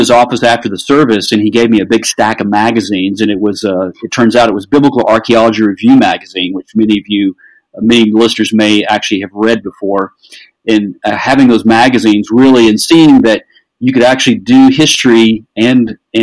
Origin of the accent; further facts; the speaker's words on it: the South, United States; I grew up in the South